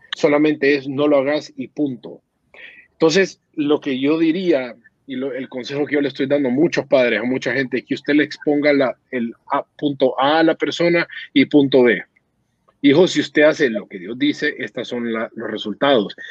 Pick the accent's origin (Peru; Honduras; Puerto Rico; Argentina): Honduras; moved away; yo me fui hace años de Honduras